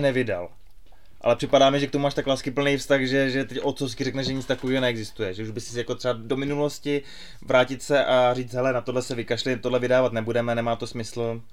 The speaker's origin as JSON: {"language": "Czech", "country": "Czechia", "said": "my, jako Češi"}